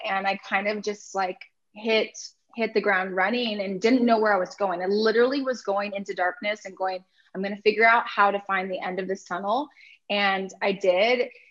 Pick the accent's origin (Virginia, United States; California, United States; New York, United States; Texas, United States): California, United States; Orange County; I'm from Orange County